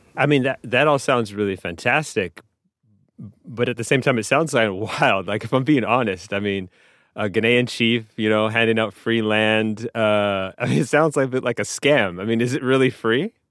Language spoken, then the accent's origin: English; Montreal, Quebec, Canada; moved away as an adult; also born or lived in Tanzania; I'm from Montreal